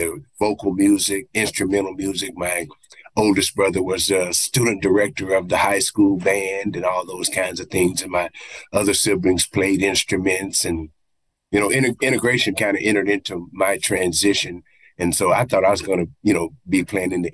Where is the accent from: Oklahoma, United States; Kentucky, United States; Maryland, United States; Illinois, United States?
Oklahoma, United States; Tulsa; I'm an Oklahoma boy. I was born and raised in Oklahoma, and actually Tulsa County, you know, that Black Wall Street area.